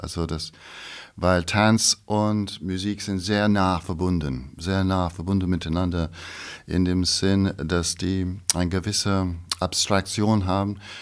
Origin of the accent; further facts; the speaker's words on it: England, United Kingdom; German is a second language; moved away as an adult; also born or lived in Scottish Highlands / London / Ireland; now in Pforzheim, Germany; ich habe eigentlich bin geboren in Schottland, also from the Highlands, ja. Aber ich habe mein ganzes Leben lang eigentlich in England also aufgewachsen war